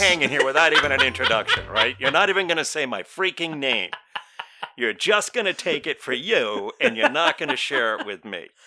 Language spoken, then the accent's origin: English; United States; we're from the United States of America